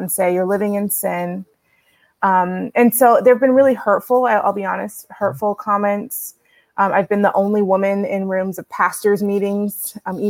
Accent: Houston, Texas, United States; I grew up in Houston, Texas, raised in the Black Baptist Church

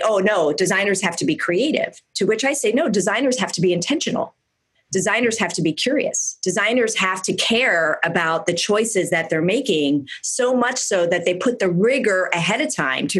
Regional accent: Philadelphia, Pennsylvania, United States; now in Silicon Valley, United States; I grew up in Philadelphia, very far away from where I currently live now in Silicon Valley, on the suburbs, on the main line

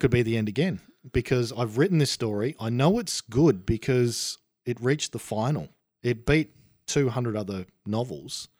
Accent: Australia; I was an Aussie.

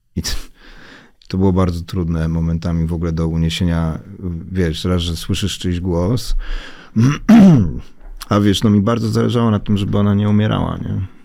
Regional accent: Warsaw, Masovian Voivodeship, Poland; ja się wychowałem na woli

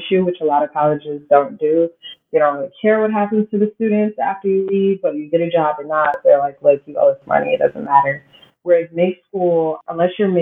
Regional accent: Texas, United States; moved away as an adult; now in San Francisco, United States; we ended up living in Texas. That's pretty much where I spent the majority of my childhood

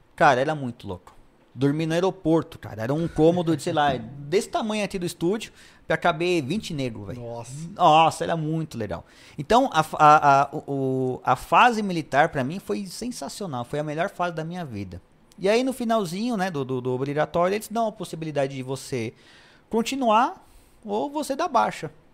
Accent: São Paulo, Brazil; also born or lived in Taboão da Serra; eu nasci em Interlagos

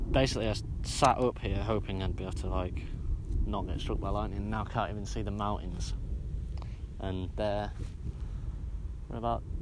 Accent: Barrow-in-Furness, North West England, United Kingdom; I was born in Barrow Hospital and made my way back 10 days later to Crook Farm, the place that had held a huge place in my heart for the entirety of my life.

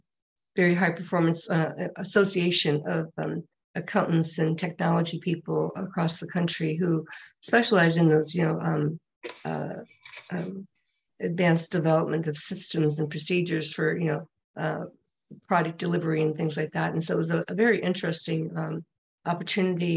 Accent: Minnesota, United States; moved away; my home state of Minnesota

